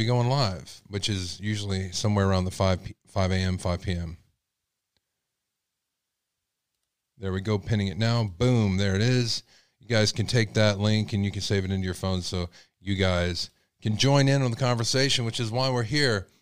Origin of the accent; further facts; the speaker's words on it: Texas, United States; accent: Texas; my Texas accent